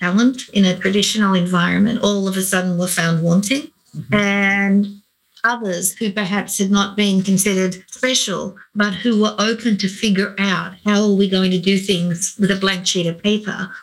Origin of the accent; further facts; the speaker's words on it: Australia; now in Chicago, United States; I am an Australian sitting here in Chicago